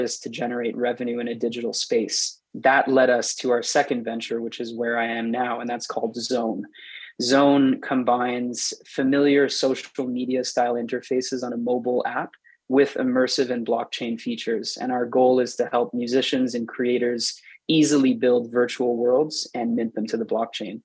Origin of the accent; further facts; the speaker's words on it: Montreal, Quebec, Canada; moved away; also born or lived in Toronto, Canada; I'm from Montreal, Canada.